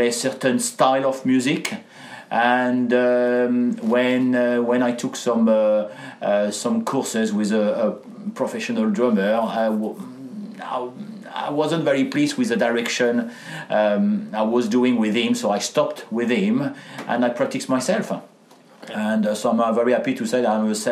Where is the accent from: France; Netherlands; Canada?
France; accent: French; English is a second language; moved away; with my accent I am French, and I had a chance to grow up with my grandparents